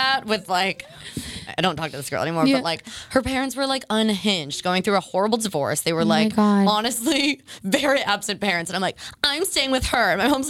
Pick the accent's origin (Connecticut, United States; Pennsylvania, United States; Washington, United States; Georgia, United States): Connecticut, United States; also born or lived in Saratoga, New York; So I was born in Saratoga, New York, but then we kind of like ping-ponged around. And then I grew up mostly in southeastern Connecticut, near like where the casinos are.